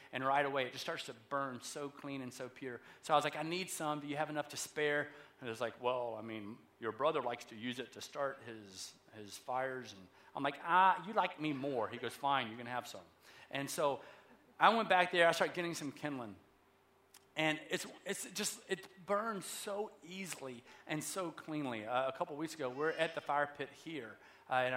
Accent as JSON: {"language": "English", "region": "the South", "country": "United States", "said": "I'm from the South"}